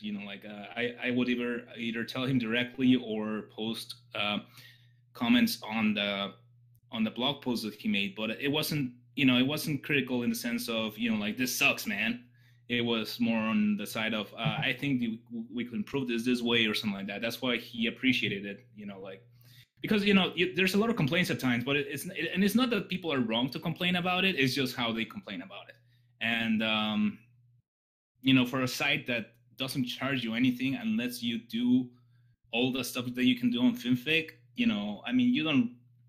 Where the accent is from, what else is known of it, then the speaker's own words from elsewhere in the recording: Mexico; also born or lived in Texas / England; But I was born in Texas, grew up in Mexico, and lived in England. So that's why my accent is all messed up.